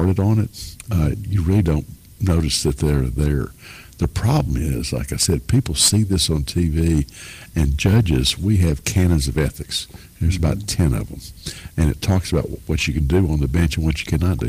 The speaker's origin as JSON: {"language": "English", "town": "Lebanon", "region": "Tennessee", "country": "United States", "tie": "born or raised there", "also_born_or_lived": "South Dakota", "said": "born in South Dakota, but raised in Lebanon by a widow"}